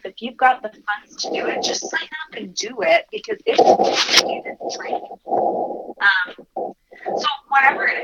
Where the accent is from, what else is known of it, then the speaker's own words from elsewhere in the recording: Utah, United States; I'm from Utah